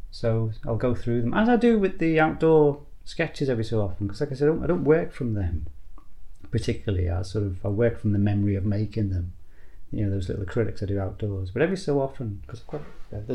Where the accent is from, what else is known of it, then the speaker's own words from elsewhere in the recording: Liverpool, North West England, United Kingdom; moved away; also born or lived in Northumberland coast; I grew up in Liverpool, which is a very industrialised coast around there